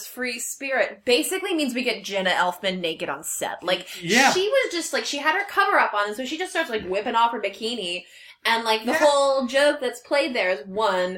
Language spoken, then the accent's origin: English; Illinois, United States; the small-ass town I grew up in Podunksville, fucking Illinois